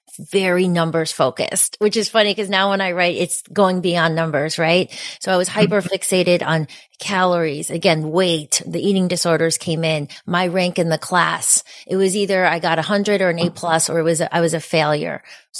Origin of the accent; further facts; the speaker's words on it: Connecticut, United States; also born or lived in New Jersey; So when I was three, my parents, we moved from New Jersey to Connecticut because the school systems were good and it seemed like a nice place to raise kids.